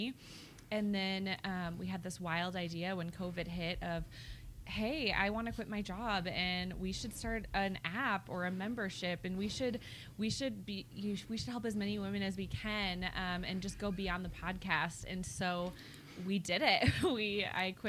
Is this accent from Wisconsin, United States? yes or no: yes; Wisconsin, United States; moved away as an adult; also born or lived in Las Vegas; now in Denver, United States; I grew up in Wisconsin, so still in the Midwest